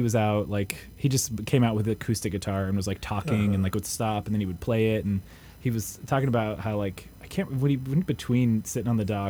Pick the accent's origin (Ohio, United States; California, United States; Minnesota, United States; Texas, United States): California, United States; yo, we're from California.